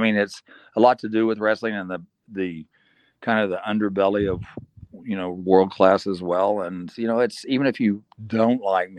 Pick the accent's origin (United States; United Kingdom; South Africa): South Africa; I'm a South African citizen and thought of as a good guy that did charity work and did a lot for the community.